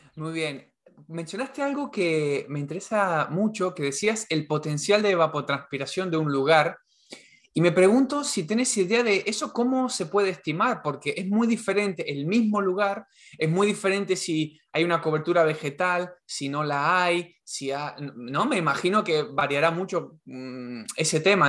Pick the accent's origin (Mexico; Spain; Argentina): Argentina; en Argentina tenemos todo soja transgénica